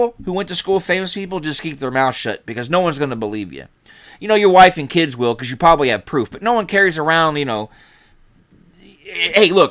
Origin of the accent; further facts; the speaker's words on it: Kennesaw, Georgia, United States; moved away as an adult; also born or lived in Milwaukee, Wisconsin / Chicago, Illinois / Atlanta, Georgia; now in Wisconsin, United States; I grew up in Kennesaw